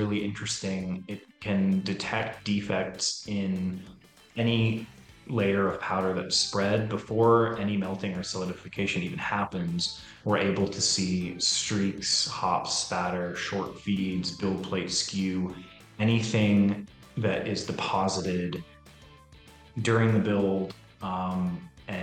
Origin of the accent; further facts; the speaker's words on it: Seattle, Washington, United States; moved away as an adult; also born or lived in New York State / San Diego, California; So I'm from Seattle. I grew up in Seattle, Washington, did some school out in New York State